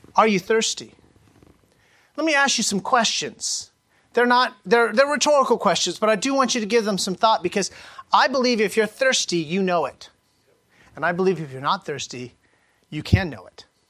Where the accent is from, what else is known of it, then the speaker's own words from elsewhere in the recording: Sacramento Valley, California, United States; I grew up in the Sacramento Valley in the early 80s